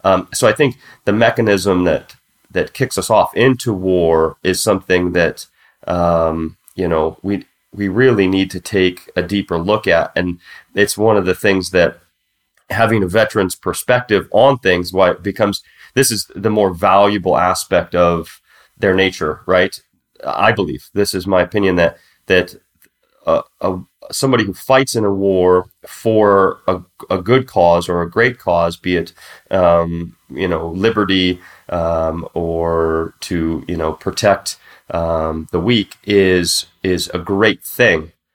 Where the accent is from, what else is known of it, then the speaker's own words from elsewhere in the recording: United States; now in Mexico; I was the token American there